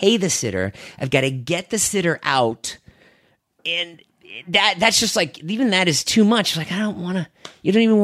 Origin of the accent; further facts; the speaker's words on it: Boston, Massachusetts, United States; moved away; I grew up in Boston